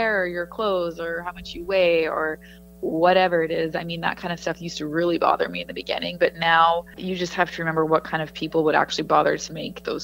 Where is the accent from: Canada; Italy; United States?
Canada; Edmonton, Alberta; moved away; covering the teams that I grew up watching. It was really cool for me to go to Oilers practice and be covering games and talking to the players, just to be covering an NHL team, never mind my hometown team, was awesome